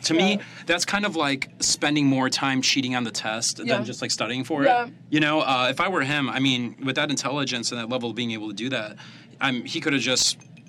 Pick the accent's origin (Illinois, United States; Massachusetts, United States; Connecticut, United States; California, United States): Illinois, United States; Chicago; I'm from Chicago.